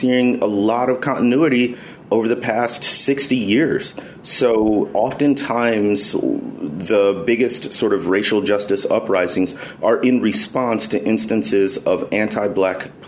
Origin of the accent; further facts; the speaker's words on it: Chicagoland area, Illinois, United States; moved away as an adult; also born or lived in Mississippi Delta / Jackson, Mississippi; now in Arkansas, United States; I grew up in the Chicagoland area, not actually in the city, but in the area